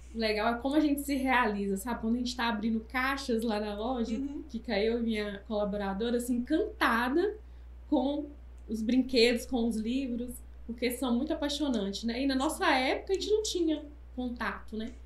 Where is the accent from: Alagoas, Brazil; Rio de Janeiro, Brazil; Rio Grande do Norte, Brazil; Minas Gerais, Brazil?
Minas Gerais, Brazil; Taiobeiras; moved away as an adult; now in Governador Valadares, Brazil; eu sou de Taiomi